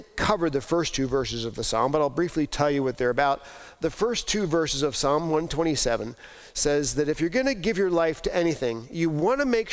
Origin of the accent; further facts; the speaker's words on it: East Coast, United States; moved away as an adult; now in Iowa, United States; I grew up on the East Coast.